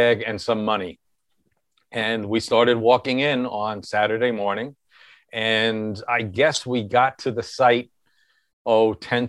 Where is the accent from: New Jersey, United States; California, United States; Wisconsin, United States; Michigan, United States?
New Jersey, United States; Cliffside Park; Where I am sitting right now, Cliffside Park, New Jersey.